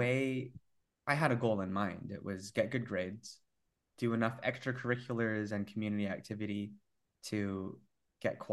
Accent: Vancouver, British Columbia, Canada; born and raised in Vancouver

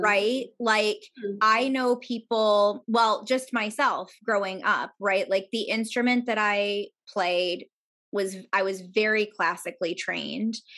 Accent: New York, United States; moved away as an adult; I grew up outside of New York

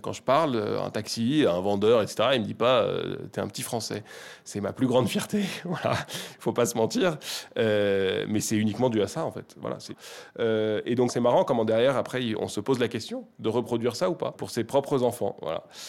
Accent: Paris, Île-de-France, France; je, suis né de parents libanais. donc, pour le dire très vulgairement, mon sang est 100% libanais, mais je suis né à Paris, j'ai grandi en France.

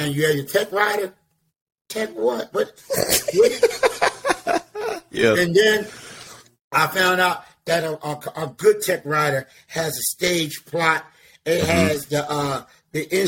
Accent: Philadelphia, Pennsylvania, United States; now in Atlanta, United States; because I lived in Philadelphia. I'm from Philadelphia, Pennsylvania

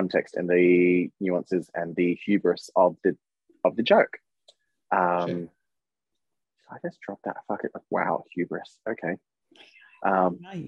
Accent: Australia; I'm an Aussie

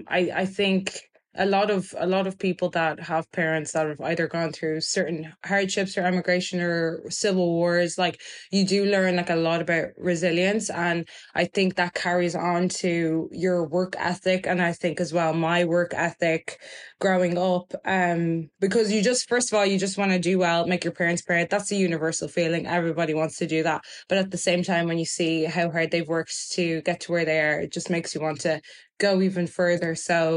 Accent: Germany; born there; because I was born in Germany, I think it just shows the innocence of a child's mind.

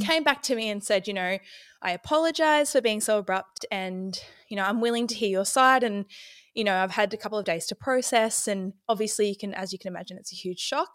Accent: Ballarat, Victoria, Australia; I'm from Ballarat, Victoria.

